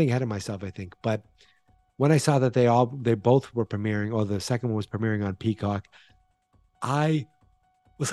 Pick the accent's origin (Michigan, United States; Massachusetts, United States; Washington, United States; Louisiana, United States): Massachusetts, United States; Boston; accent: Boston; my Boston accent